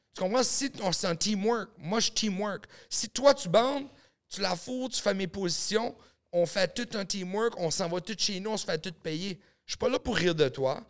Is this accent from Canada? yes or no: yes; New Brunswick, Canada; moved away; also born or lived in Los Angeles; Je viens du Nouveau-Brunswick